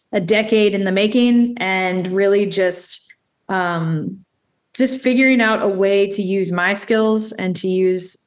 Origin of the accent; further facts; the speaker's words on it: Baltimore, Maryland, United States; also born or lived in Annapolis, Maryland / Lynchburg, Virginia / Richmond, Virginia; So I'm born and raised in Baltimore.